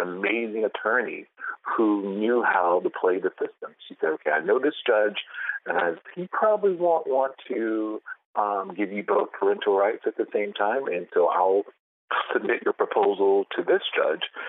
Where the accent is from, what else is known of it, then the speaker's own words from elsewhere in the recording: the South, United States; I'm from the South, born and raised